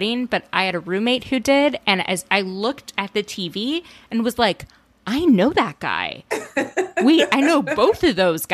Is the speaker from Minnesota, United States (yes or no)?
yes; Minnesota, United States; moved away; my home state